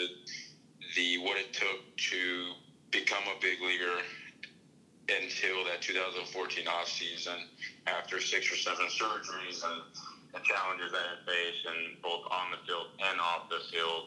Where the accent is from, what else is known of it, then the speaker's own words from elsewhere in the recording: United States; I'm an American.